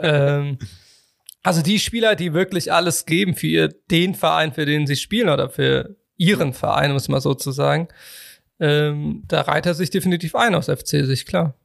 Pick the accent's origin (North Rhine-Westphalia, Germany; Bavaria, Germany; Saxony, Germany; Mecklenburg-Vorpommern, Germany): North Rhine-Westphalia, Germany; Cologne